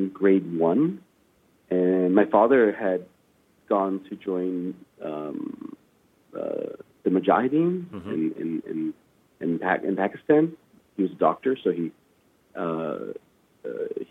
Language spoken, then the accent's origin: English; Vancouver, British Columbia, Canada; also born or lived in Afghanistan; I was lucky enough to have grown up in Canada, in Vancouver. I spent the first 6 years of my life in Afghanistan